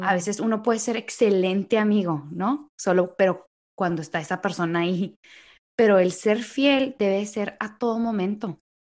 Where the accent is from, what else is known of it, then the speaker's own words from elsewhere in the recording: Mexico; now in United States; somos así los mexicanos